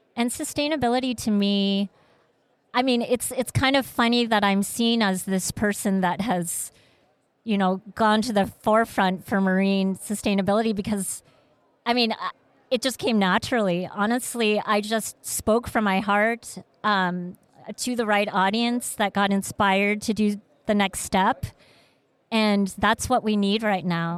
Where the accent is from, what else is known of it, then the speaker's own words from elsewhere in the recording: Vietnam; moved away; also born or lived in Malaysia / Seattle; I was born in Vietnam, and we were a refugee family